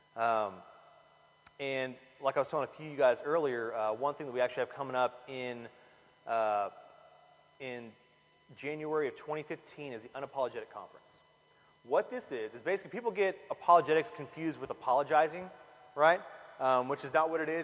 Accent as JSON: {"language": "English", "town": "Corpus Christi", "region": "Texas", "country": "United States", "tie": "born or raised there", "said": "I grew up in Corpus"}